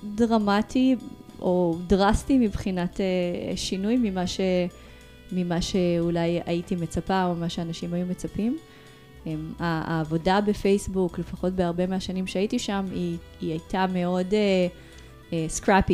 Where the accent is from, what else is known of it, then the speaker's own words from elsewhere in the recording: Ashdod, Southern District, Israel; moved away as an adult; also born or lived in Moldova / Tel Aviv, Israel; now in Barcelona, Spain; נולדתי במולדובה. עליתי לארץ בגיל שמונה, גדלתי באשדוד